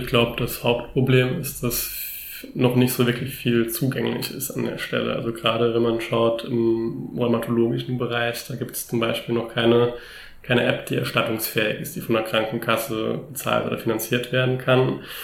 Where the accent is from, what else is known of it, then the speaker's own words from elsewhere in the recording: Germany; bei uns in Deutschland